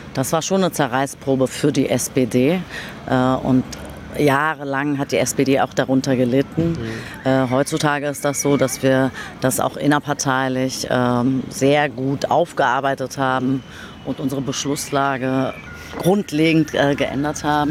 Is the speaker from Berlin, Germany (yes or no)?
yes; Berlin, Germany; Ich bin in Berlin-Kreuzberg geboren, 1975, im Wrangelkiez Schlesisches Tor.